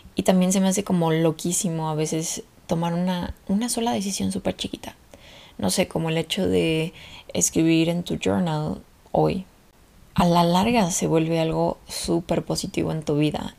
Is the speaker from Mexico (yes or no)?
yes; Mexico; moved away as an adult; la primera vez que me fui de México